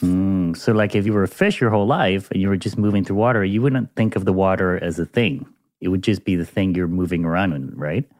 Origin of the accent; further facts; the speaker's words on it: Panama; my home country of Panama